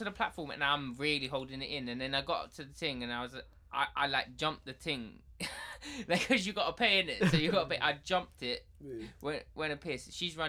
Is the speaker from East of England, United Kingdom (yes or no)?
yes; Essex, East of England, United Kingdom; I'm from Essex